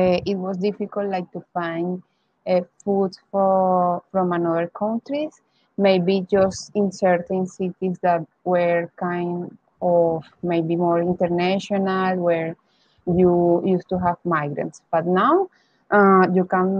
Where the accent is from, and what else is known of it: Barranquilla, Atlántico, Colombia; born or raised there; moved away as an adult; now in Bogotá, Colombia